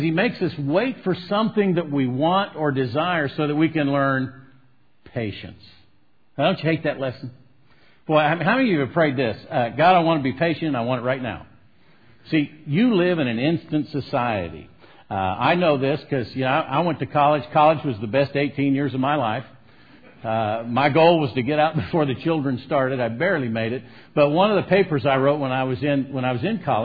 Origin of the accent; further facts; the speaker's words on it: Southern California, United States; I'm from Southern California, the land of the fruits and nuts and flakes.